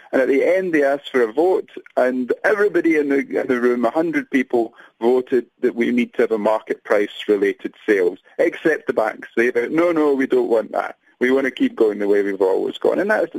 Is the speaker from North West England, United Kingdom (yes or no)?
no; Scotland, United Kingdom; now in South Africa; although I'm from Scotland, I see myself as a South African now